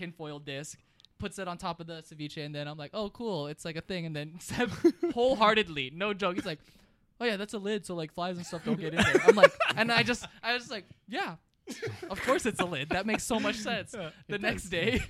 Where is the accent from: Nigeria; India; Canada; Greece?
Canada; We're Canadian